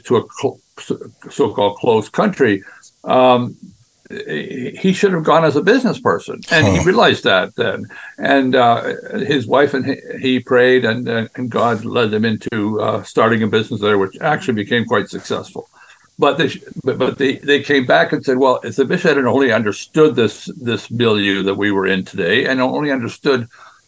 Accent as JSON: {"language": "English", "region": "Western Canada", "country": "Canada", "tie": "born or raised there", "also_born_or_lived": "Brazil", "moved": "as an adult", "said": "I grew up in Western Canada"}